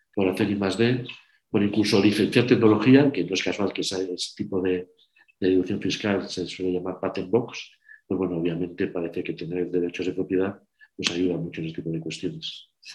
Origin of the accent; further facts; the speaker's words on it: Burgos, Castile and León, Spain; soy de Burgos